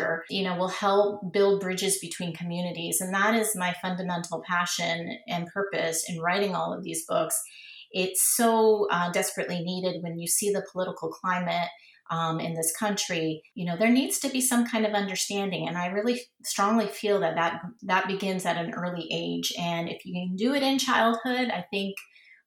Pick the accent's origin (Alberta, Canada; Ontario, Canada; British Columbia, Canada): Ontario, Canada; Toronto; now in Florida, United States; Growing up in Toronto, so I grew up in the 70s, and it was very multicultural back then